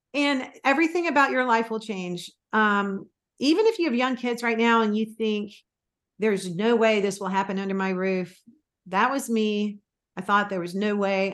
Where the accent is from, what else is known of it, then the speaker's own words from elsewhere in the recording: Florida, United States; also born or lived in Mississippi; I was born in Mississippi and actually grew up most of my school years in Florida